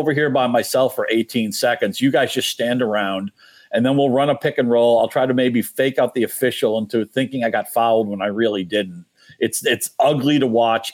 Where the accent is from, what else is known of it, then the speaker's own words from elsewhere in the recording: New England, United States; moved away; I grew up in New England